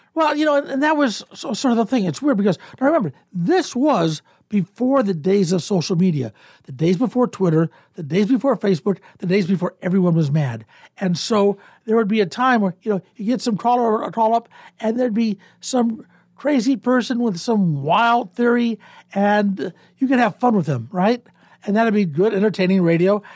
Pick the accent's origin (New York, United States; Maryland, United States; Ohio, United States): Ohio, United States; Cleveland; moved away as an adult; also born or lived in Columbus, Ohio / Kansas City; now in Omaha, United States; I was born in Cleveland, Ohio, uh, nineteen fifty-five